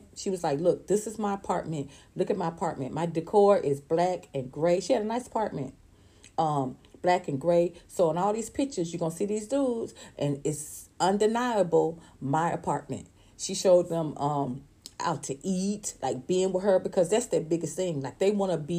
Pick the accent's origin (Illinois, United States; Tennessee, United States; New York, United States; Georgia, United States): Georgia, United States; Atlanta; I'm in Georgia. I'm from Atlanta, Georgia